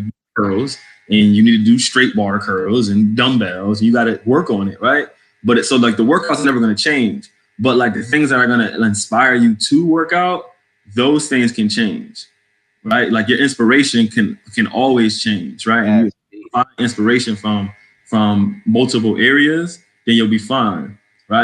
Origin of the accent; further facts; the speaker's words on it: New England, United States; accent: New England; also born or lived in New Jersey / Connecticut; now in Washington, D.C., United States; like I sound like I'm from New England. I'm a New England boy.